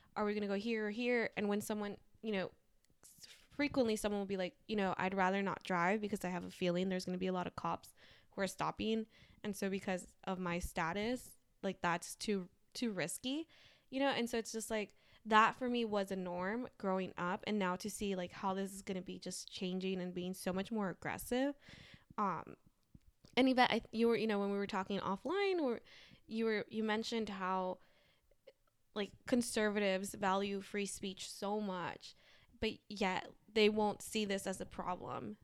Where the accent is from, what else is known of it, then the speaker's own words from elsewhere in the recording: Los Angeles, California, United States; I grew up in Los Angeles